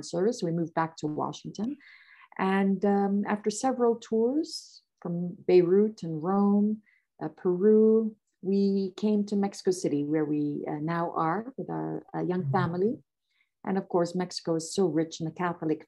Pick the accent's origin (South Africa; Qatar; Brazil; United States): Qatar; I am of Lebanese heritage, and I was born and brought up in Qatar